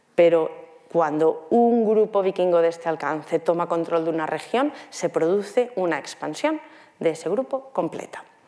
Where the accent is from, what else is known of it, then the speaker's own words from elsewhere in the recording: near Guardamar, Alicante, Valencian Community, Spain; desemboca en Guardamar, en Alicante, muy cerca de donde yo soy